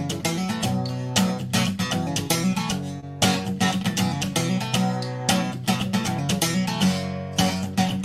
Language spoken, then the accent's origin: English; Covington, Virginia, United States; now in Roanoke, United States; Spent a lot of time in Virginia, but originally from Covington